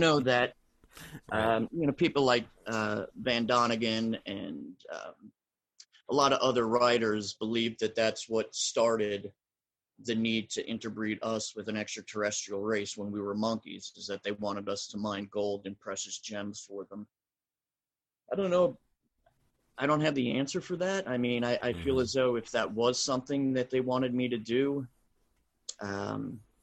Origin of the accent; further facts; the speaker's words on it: New Jersey, United States; I grew up in South Jersey where we learned about the Jersey Devil